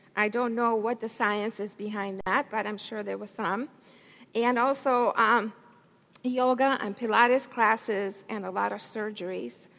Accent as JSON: {"language": "English", "town": "Santiago", "region": "Santiago Metropolitan Region", "country": "Chile", "tie": "born or raised there", "moved": "yes", "said": "I was raised in a different country. I was born in Chile, South America, Santiago, Chile."}